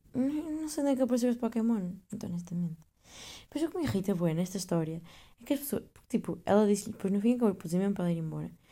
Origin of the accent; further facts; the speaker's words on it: Northern Portugal, Portugal; moved away as an adult; now in Netherlands; E eu sou do norte